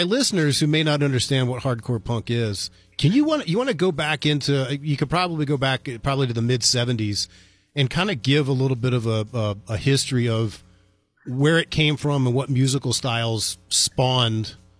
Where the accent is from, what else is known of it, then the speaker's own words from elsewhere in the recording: United States; moved away; also born or lived in Columbus, Ohio / Kent, Ohio; I grew up right outside of Washington, D.C., and it didn't even occur to me. I'm 50 years old.